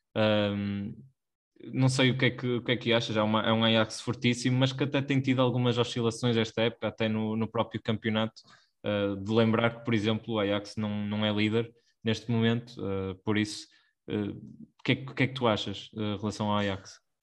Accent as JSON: {"language": "Portuguese", "country": "Portugal", "said": "enquanto portugueses"}